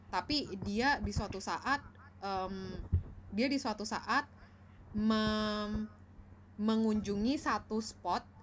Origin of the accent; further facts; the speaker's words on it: Indonesia; dia bisa aja terlihat kayak gue Asian looking tapi gue dari Indonesia banyak orang yang mungkin bisa aja ngira gue dari Cina gitu